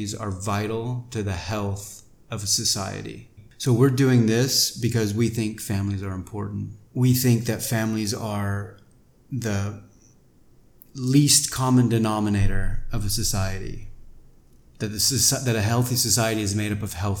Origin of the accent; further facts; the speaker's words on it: Texas, United States; moved away as an adult; also born or lived in India / France / Latin America; now in Taiwan; I'm from Texas